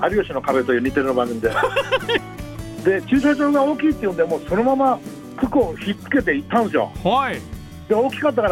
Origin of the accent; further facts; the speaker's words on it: Osaka, Japan; 僕大阪ですあ大阪ですか僕、はい、小中西宮です